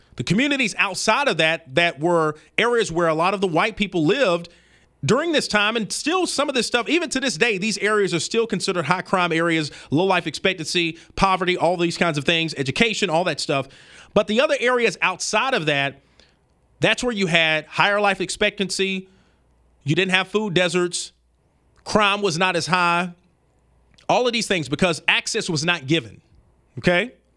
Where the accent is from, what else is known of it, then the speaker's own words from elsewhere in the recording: Birmingham, Alabama, United States; I'm from the South, I'm from Birmingham, Alabama